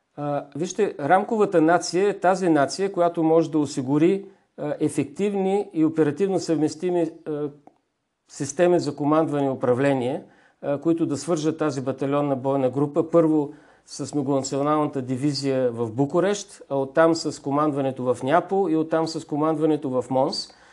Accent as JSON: {"language": "Bulgarian", "country": "Bulgaria", "said": "Ние сме българи"}